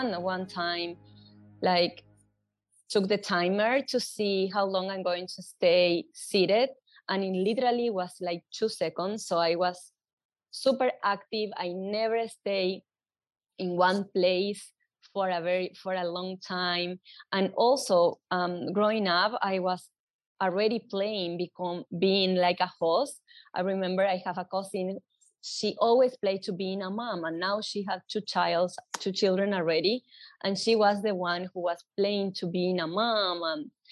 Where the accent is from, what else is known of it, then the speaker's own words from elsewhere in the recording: Asunción, Paraguay; English is a second language; moved away as an adult; now in New York City, United States; I born and raised in Paraguay, in Asunción, the capital of Paraguay